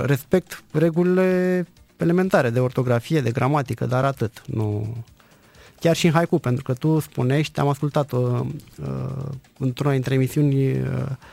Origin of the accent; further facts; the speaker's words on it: Dragalina, Călărași County, Romania; Eu sunt născut și crescut în Bărăgan